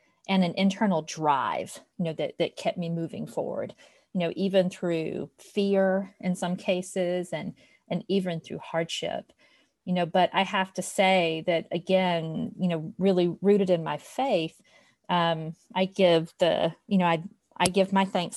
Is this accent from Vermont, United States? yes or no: no; LaGrange, Georgia, United States; I grew up with in my hometown of LaGrange, Georgia